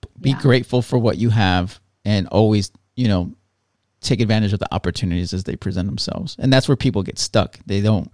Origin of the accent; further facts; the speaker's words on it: near Chicago, Indiana, United States; I grew up in Indiana, but it's like right by Chicago